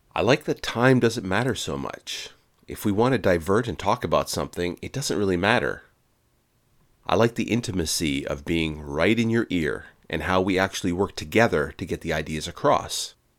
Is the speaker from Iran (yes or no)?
no; Canada; I'm Canadian, eh?